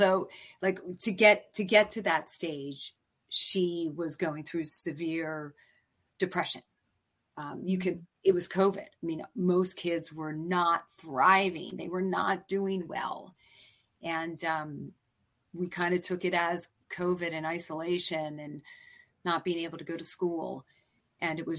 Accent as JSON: {"language": "English", "region": "East Coast", "country": "United States", "moved": "yes", "lives_now": "San Francisco, United States", "said": "I'm from the East Coast"}